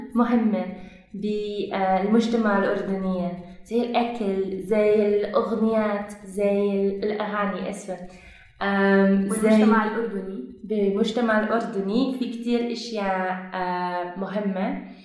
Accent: Belgium; Arabic is a second language; moved away as an adult; now in Jordan; أنا من بلجيكا

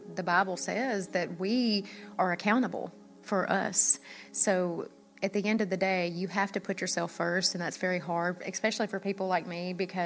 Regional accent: Memphis, Tennessee, United States; accent: Southern; moved away; we're from Memphis

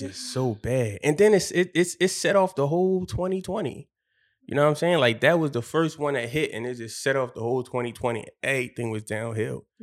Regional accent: Philadelphia, Pennsylvania, United States; I'm from Philly

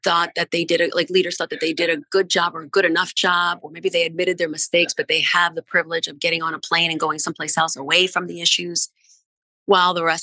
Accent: New Orleans, Louisiana, United States; moved away as an adult; when you grow up like in New Orleans, you know, like I identify as a New Orleanian so strongly.

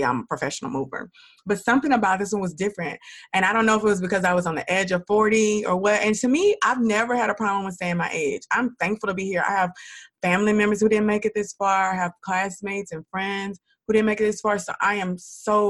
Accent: Dallas, Texas, United States; also born or lived in Houston; I'm from Dallas

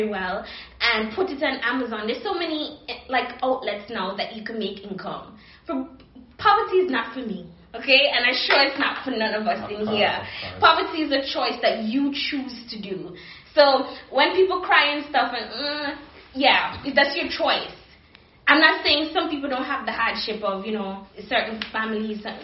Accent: Antigua & Barbuda; moved away; I'm from the Caribbean

